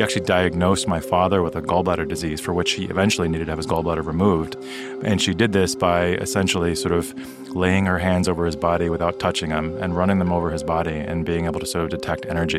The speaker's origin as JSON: {"language": "English", "town": "New York City", "region": "New York", "country": "United States", "tie": "born or raised there", "also_born_or_lived": "Tokyo, Japan", "said": "I grew up in New York City, but I was actually born in Tokyo"}